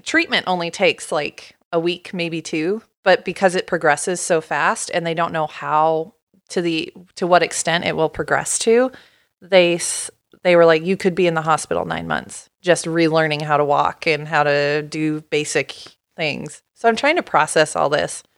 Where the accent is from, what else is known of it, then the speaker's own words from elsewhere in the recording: Portland, Oregon, United States; moved away as an adult; also born or lived in Pullman, Washington; I grew up in Portland